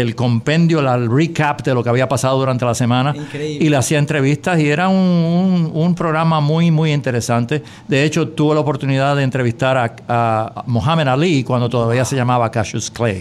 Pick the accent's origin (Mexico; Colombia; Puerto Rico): Puerto Rico; San Juan; now in Palm Beach County, United States; soy un puertorriqueño orgulloso y tengo la gran fortuna de que crecí eh, viviendo y, saboreando eh, partidos de béisbol en San Juan